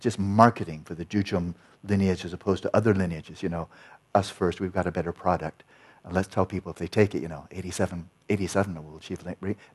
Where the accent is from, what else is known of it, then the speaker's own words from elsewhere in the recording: California, United States; I'm from California